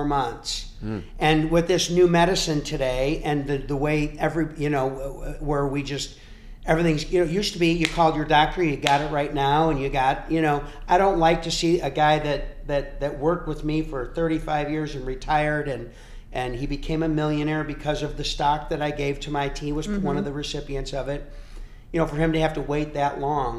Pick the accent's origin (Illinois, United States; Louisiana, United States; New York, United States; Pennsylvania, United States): Illinois, United States; Cary; I'm from Cary, Illinois, and I went to the Tracks, which is the pub in Cary